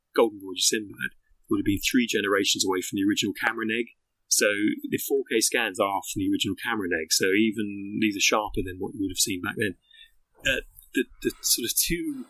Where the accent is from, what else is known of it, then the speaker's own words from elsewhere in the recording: Greenwich, London, United Kingdom; Greenwich Museum, my hometown